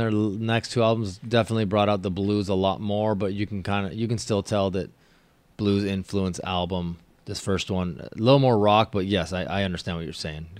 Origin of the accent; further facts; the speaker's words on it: Olympia, Washington, United States; moved away; So I'm from Olympia, Washington.